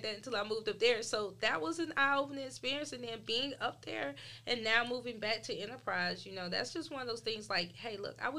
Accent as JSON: {"language": "English", "town": "Dothan", "region": "Alabama", "country": "United States", "tie": "born or raised there", "also_born_or_lived": "Pensacola, Florida / Atlanta, Georgia", "said": "I never seen diversity before I moved to Atlanta. I had been an Alabamian my whole life, and growing up in Dothan and growing up around that area, and then coming to school when I first started at South"}